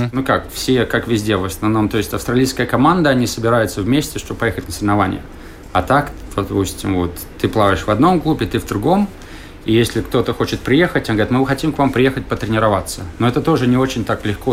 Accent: Riga, Latvia; moved away as an adult; also born or lived in California, United States; now in Australia; Я родился в Риге так. в 73 году, и мама у меня плавала.

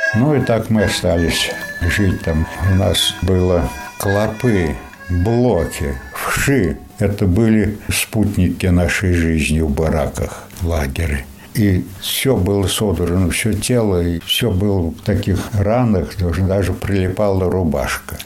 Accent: Zilupe, Latgale, Latvia; also born or lived in Sebezh, Russia; Я же прописан, говорю, житель Латвии

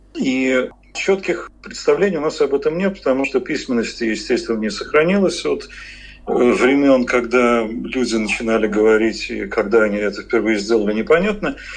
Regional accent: Moscow, Russia; мы москвичи, мы говорим «булочная»

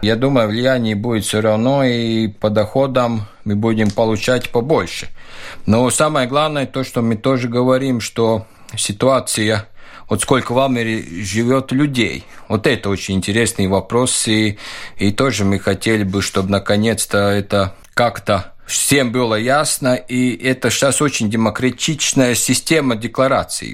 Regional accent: Valka, Latvia; Russian is a second language; moved away as an adult; also born or lived in Riga, Latvia; now in Valmiera, Latvia; Я э, из Валки, и ушел учиться в Ригу

